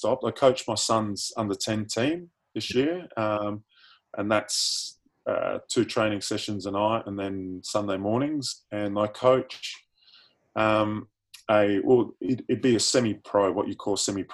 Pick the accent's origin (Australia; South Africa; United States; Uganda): Australia; Sydney, New South Wales; also born or lived in United Kingdom; now in Adelaide, Australia; I'm an honorary South Australian now, I'm originally from Sydney